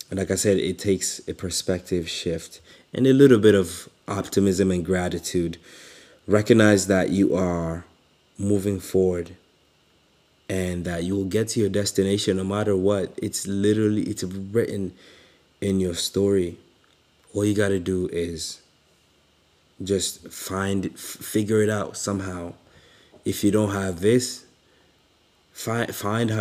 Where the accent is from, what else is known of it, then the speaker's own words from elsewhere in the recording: Kampala, Central Region, Uganda; moved away; I grew up in Uganda, in a little slum called Katwe